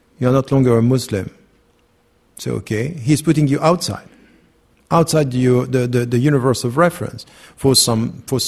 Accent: Switzerland; I was born and raised in Switzerland

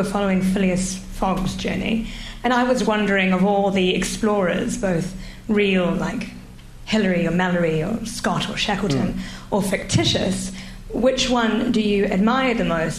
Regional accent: New Zealand; moved away; I'm from New Zealand, and I'm doing my postgraduate studies here in law

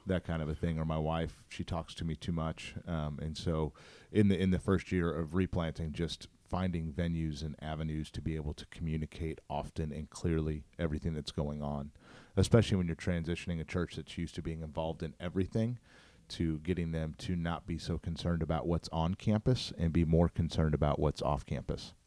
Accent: St. Louis, Missouri, United States; born and raised in Saint Louis, grew up in North County

